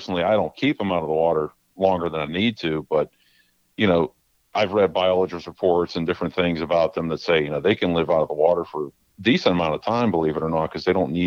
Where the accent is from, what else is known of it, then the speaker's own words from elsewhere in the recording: Beaver County, Pennsylvania, United States; also born or lived in Utica area, New York; Grew up there till I was about 5 or so. And then we moved to Beaver County when I was about 5 years old